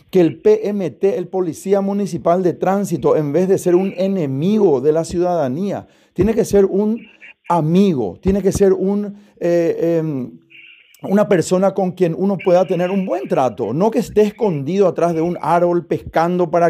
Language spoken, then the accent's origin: Spanish; Asunción, Paraguay; yo particularmente soy de Asunción, mi esposa, mis hijos, todos, ¿verdad? Y votamos en Asunción